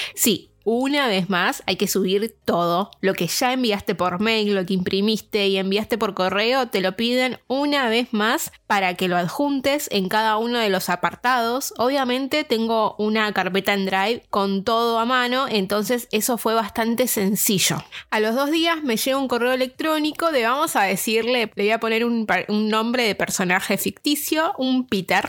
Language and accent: Spanish; Argentina; now in Dublin, Ireland; una argentina viviendo en Dublín